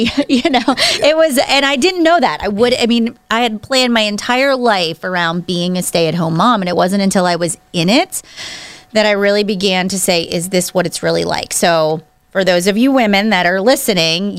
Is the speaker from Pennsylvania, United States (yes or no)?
yes; Pittsburgh, Pennsylvania, United States; now in Cranberry, United States; I grew up in Pittsburgh, actually about east of Pittsburgh. So I went to Penn Trafford High School is this area that I'm from